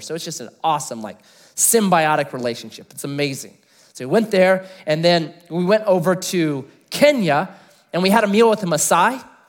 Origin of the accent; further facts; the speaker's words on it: United States; Before I'm an American, I'm a Christian